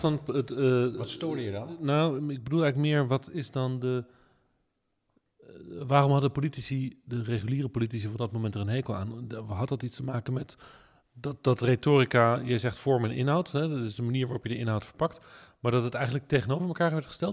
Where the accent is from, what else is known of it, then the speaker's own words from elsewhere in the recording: The Hague, South Holland, Netherlands; ik kom ook uit Den Haag. Dus dat zijn gewoon eh, mijn eh, Haagse stadsgenoten.